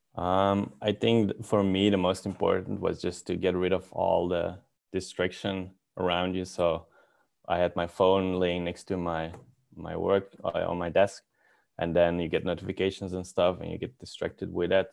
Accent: Belgium; moved away as an adult; now in Helsinki, Finland; I'm from Belgium

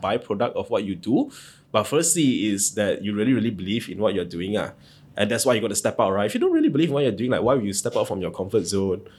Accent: Ipoh, Perak, Malaysia; moved away as an adult; now in Kuala Lumpur, Malaysia; I'm not from here. I'm from Ipoh

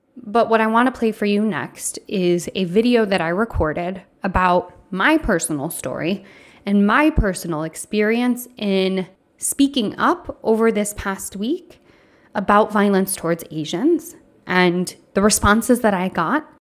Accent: Michigan, United States; From Michigan

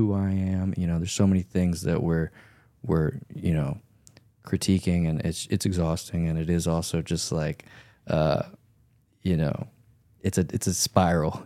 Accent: Louisiana, United States; I grew up in Louisiana

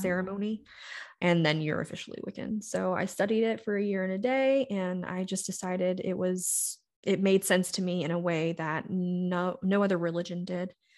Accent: the South, United States; now in Colorado, United States; I grew up in the South, so I've been to every kind of denomination, church, you can imagine

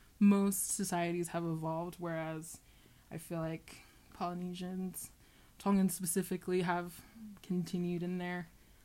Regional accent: Deltona, Florida, United States; also born or lived in Sanford, Florida; I'm from Deltona, Florida.

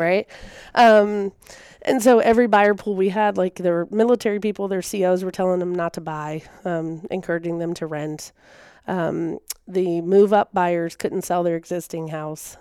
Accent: Virginia, United States; moved away as an adult; also born or lived in South Carolina; now in Tennessee, United States; I'm from Virginia originally.

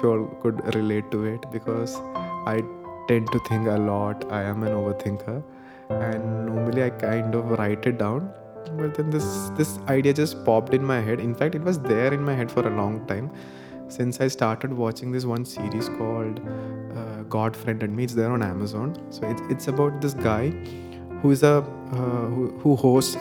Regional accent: Thiruvananthapuram, Kerala, India; I come from Trivandrum, Kerala

